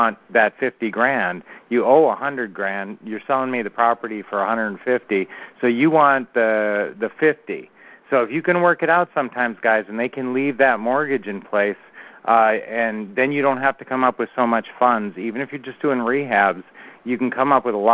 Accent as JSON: {"language": "English", "town": "Minneapolis", "region": "Minnesota", "country": "United States", "tie": "born or raised there", "moved": "yes", "lives_now": "Phoenix, United States", "said": "Our original hometown, well, we were raised in Minneapolis area"}